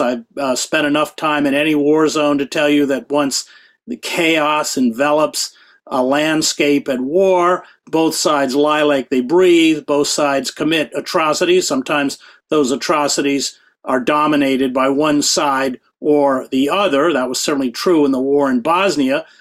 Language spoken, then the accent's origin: English; Maine, United States; I grew up in Maine.